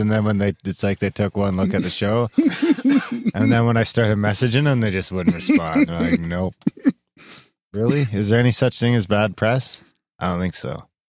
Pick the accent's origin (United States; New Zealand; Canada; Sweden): Canada; Canadian Prairies; moved away; Us fucking prairie town folk